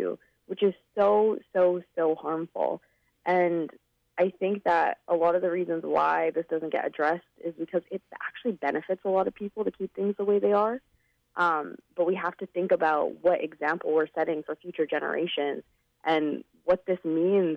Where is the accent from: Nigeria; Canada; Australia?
Canada; one of the peers that I grew up with here in Canada